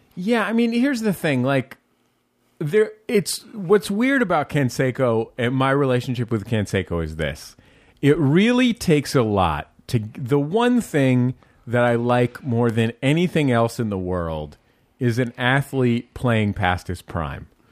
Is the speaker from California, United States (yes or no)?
yes; Bay Area, California, United States; I'm from the Bay Area.